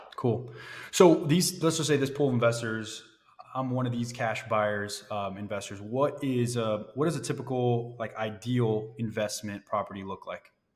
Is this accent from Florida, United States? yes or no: yes; Florida, United States; now in Cleveland, United States; I'm from Florida